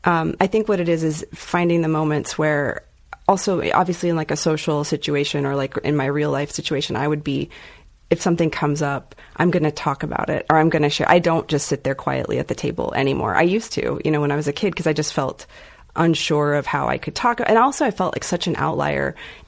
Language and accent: English; Lubbock, Texas, United States; also born or lived in Dallas; So I was in Lubbock at first. I was born in Lubbock and lived in Lubbock for a while. And then we ended up, went to high school in Dallas, a Dallas suburb.